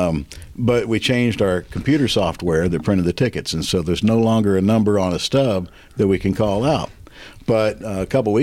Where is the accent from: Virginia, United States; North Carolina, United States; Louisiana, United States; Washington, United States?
North Carolina, United States; accent: Southern; moved away as an adult; also born or lived in Kentucky; now in Iowa, United States; I was born in Kentucky, raised in North Carolina. Some people pick up on the fact I still have a little bit of Southern in my accent, and then moved to Iowa